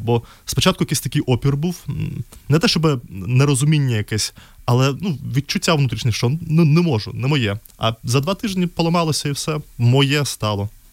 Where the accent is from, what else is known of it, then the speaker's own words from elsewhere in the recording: Minsk, Belarus; Ukrainian is a second language; moved away as an adult; now in Lviv, Ukraine; в Білорусі я народився в місті Мінськ і там до 20 років мешкав